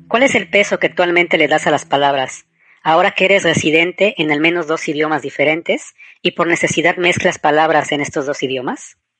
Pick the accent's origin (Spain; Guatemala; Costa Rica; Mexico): Mexico; accent: latino; first language Spanish; moved away as an adult; Yo era la única mexicana en una empresa de ciento y tantas personas